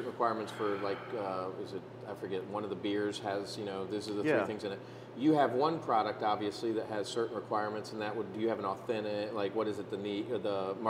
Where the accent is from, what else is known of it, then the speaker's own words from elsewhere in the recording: Detroit, Michigan, United States; moved away; I was born in Detroit